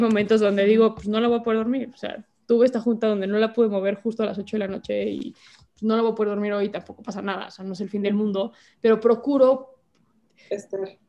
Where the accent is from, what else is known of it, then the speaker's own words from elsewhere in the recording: Mexico; soy mexicana